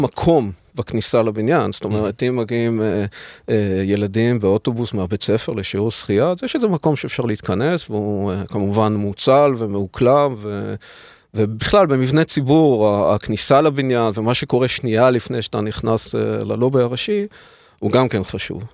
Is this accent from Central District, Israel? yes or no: no; Haifa, Haifa District, Israel; אלדד ואני הכרנו בעצם, אה, עוד, אה, כשהיינו ילדים בחיפה